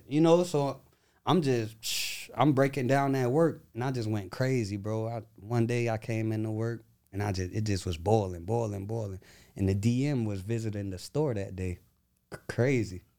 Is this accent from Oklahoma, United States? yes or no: no; Tampa, Florida, United States; I'm from Tampa, Florida